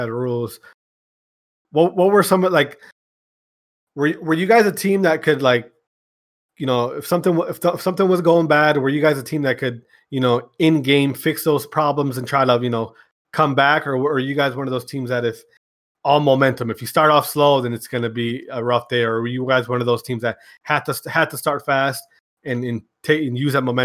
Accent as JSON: {"language": "English", "region": "Wisconsin", "country": "United States", "said": "I'm from Wisconsin"}